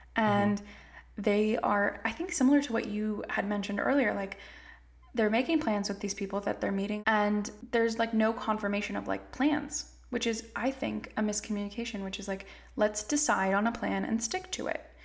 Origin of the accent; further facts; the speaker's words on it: California, United States; I grew up in California. I was raised by immigrants